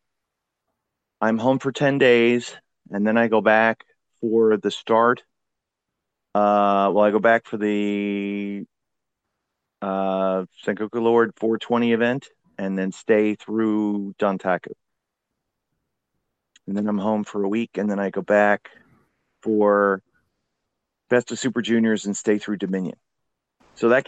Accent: Florida, United States; also born or lived in New York; I was born in New York, then grew up in Florida.

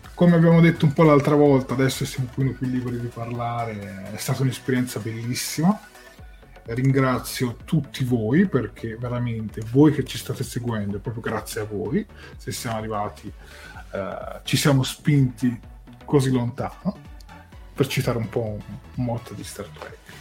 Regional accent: Tuscany, Italy; io da toscano trasmetto 7 gold

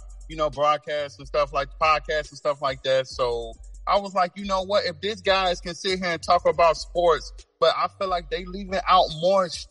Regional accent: Chicago, Illinois, United States; I'm originally from Chicago, Illinois. I'm from the South Side.

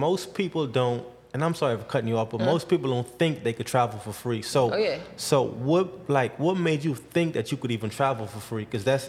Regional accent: Bahamas; now in Houston, United States; I'm from the Bahamas originally. Okay. Yeah, born and raised in the Bahamas.

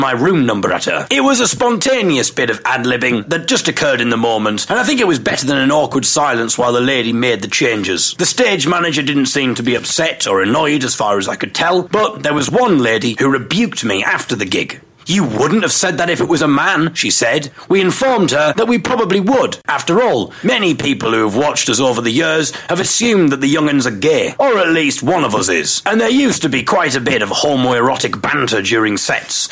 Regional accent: Teesside, North East England, United Kingdom; we were from Teesside

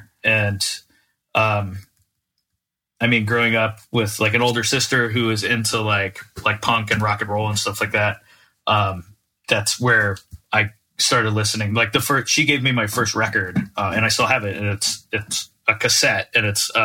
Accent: Naples, Florida, United States; especially growing up in Naples, like there wasn't really a scene there at all

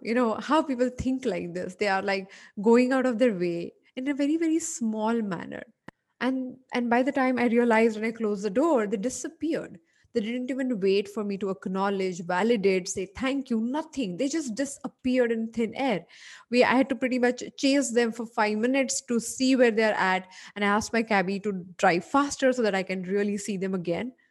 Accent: Mumbai, Maharashtra, India; a person who was born and brought up in Bombay

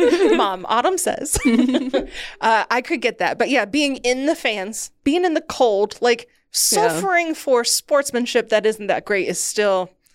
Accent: Ohio, United States; moved away as an adult; also born or lived in Rochester; I grew up in Ohio during the LeBron James days, right?

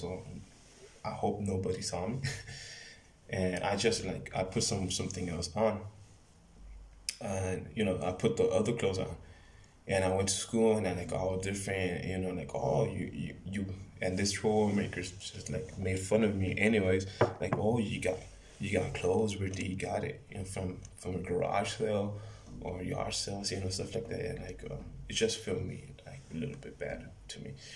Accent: Mexicali, Baja California, Mexico; I'm from Mexicali, California. And I live in, in right here in Mexicali, in Mexico

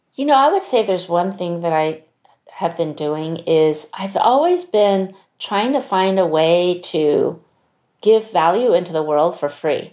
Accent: United States; I'm Chinese American, my Chinese isn't that great.

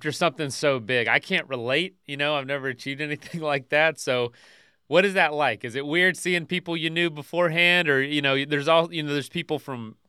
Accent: the American South, United States; I'm from the American South

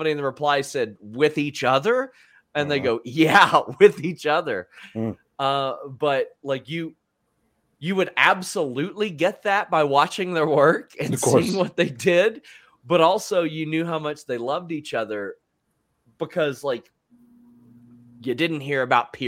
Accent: the South, United States; I grew up in the South

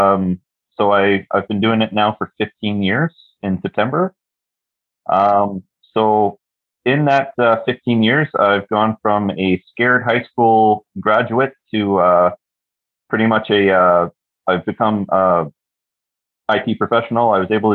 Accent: Toronto, Ontario, Canada; moved away as an adult; now in Kingston, Canada; I'm currently living in Kingston, Ontario. Born and raised in Toronto

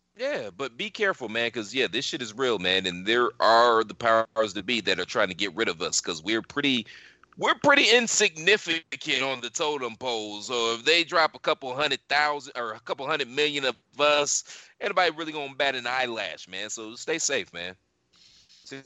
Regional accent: United States; how Americans are. You know, we're arrogant

